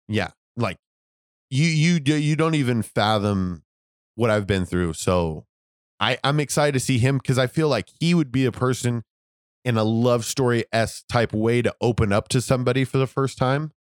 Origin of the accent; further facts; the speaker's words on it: United States; I was born in America